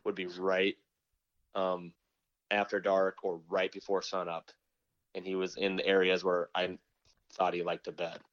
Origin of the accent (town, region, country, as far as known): Nebraska, United States; now in Michigan, United States